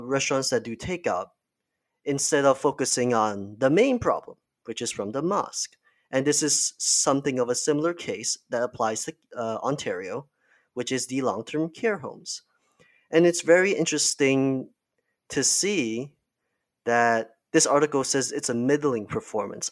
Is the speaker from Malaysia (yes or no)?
yes; Malaysia; now in Canada; I am not from Canada, I'm from Malaysia.